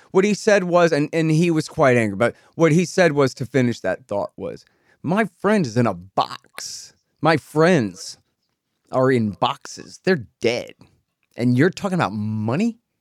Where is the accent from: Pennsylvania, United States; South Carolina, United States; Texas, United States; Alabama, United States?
Texas, United States; I'm a Texan